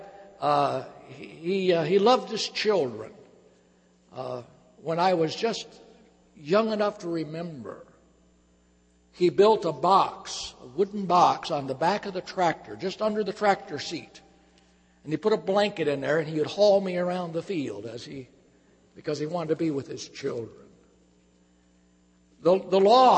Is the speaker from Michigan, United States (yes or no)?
yes; Michigan, United States; I was born and reared in Michigan on a farm.